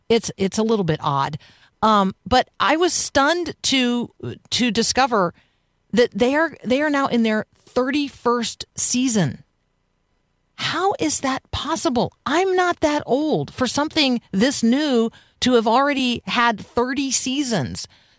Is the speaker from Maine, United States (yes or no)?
no; Tampa, Florida, United States; So I grew up in Tampa, and our county fair, the Hillsborough County Fair, was also the Strawberry Festival.